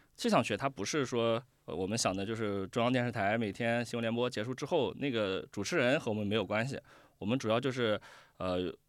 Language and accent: Chinese; Nanjing, Jiangsu, China; 我是从小就在南京生活，然后嗯。在南京长大的